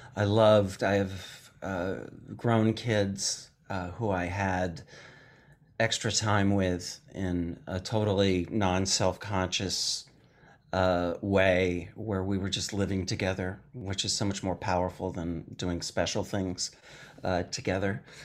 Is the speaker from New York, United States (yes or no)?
no; Madison, Wisconsin, United States; I'm from Madison, Wisconsin.